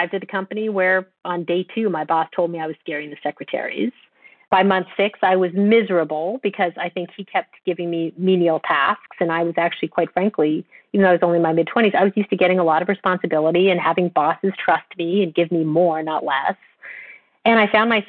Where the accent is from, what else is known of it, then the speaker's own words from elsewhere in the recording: Canada; moved away as an adult; also born or lived in London / Bay Area; I grew up in Canada